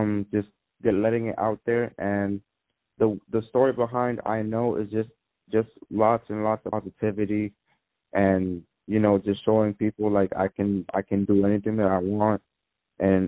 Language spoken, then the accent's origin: English; New York City, New York, United States; I'm from the Bronx. I'm from the Boogie Down Bronx where hip-hop was invented